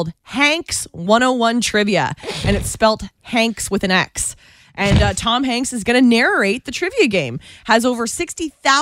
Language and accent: English; Guelph, Ontario, Canada; I come from Guelph, Ontario